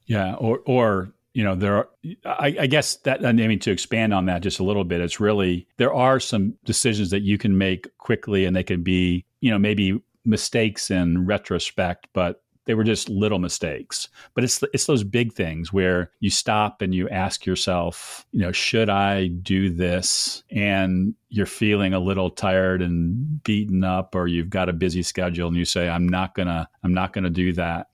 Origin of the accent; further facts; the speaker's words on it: Cleveland, Ohio, United States; my loyalty to Cleveland comes from being born and raised there